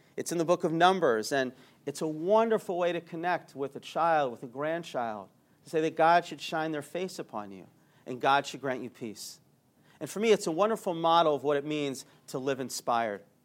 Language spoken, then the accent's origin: English; Atlanta, Georgia, United States; I grew up in Atlanta